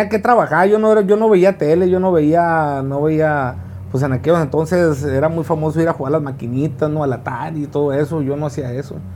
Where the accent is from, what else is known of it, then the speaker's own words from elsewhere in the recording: Ciudad Obregón, Sonora, Mexico; de Ciudad Obregón. Nato de Ciudad Obregón.